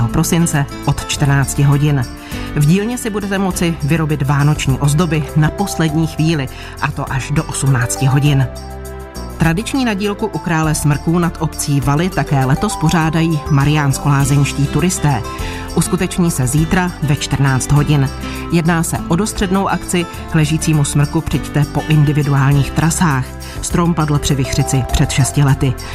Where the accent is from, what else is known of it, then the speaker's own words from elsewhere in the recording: Vysočina Region, Czechia; u nás na Vysočině